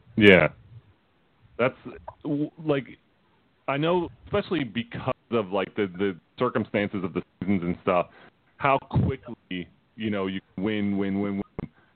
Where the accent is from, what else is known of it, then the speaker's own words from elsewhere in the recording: Philadelphia, Pennsylvania, United States; we're from Philly